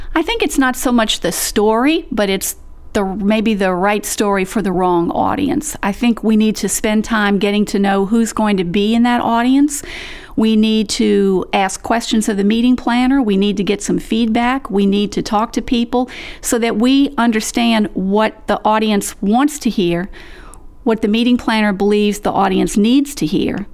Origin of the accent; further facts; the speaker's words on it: the South, United States; I was born and raised in the South, and I come from a long line of Southern family storytellers